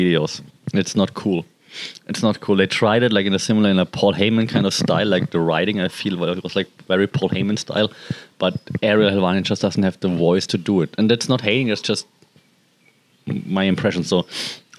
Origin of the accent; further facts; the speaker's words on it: Germany; I'm from Germany